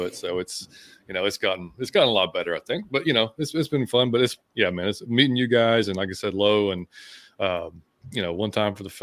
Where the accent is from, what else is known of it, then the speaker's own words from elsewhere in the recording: Atlanta, Georgia, United States; also born or lived in Las Vegas; I'm from Atlanta, but I moved to Las Vegas for a while. Then we came back to Atlanta